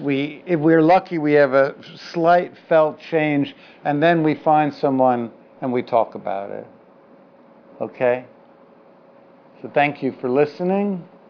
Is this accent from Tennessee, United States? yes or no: no; New York City, New York, United States; I'm a Jew from the Upper West Side and then from the Lower East Side